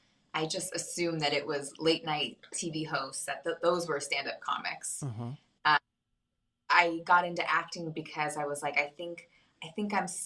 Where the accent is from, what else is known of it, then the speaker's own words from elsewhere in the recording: Claremont, California, United States; now in Pasadena, United States; I'm from all over, but I've lived my whole life in Southern California. I grew up in the Inland Empire, up in Claremont, and now I live in Pasadena.